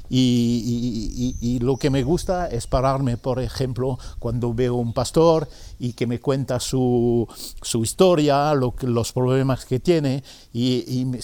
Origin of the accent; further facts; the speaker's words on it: France; moved away; Yo nací en el campo, en Francia